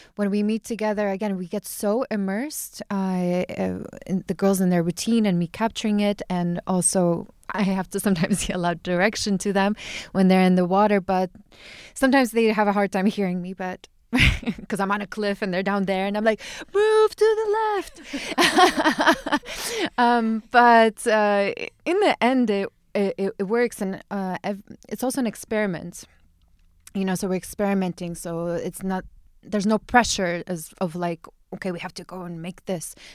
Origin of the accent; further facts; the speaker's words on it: Chicago, Illinois, United States; moved away as an adult; also born or lived in eastern Siberia, Russia; now in Ibiza, Spain; I grew up in the States. I grew up in Chicago.